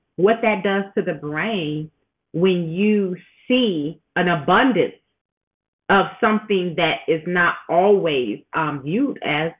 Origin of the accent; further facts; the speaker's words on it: suburb of Chicago, Illinois, United States; I say I'm from Chicago because that's just, you know, what you do. I'm actually from a suburb in Chicago, but still the same because I've lived in the city, you know, for some time at different points in my life.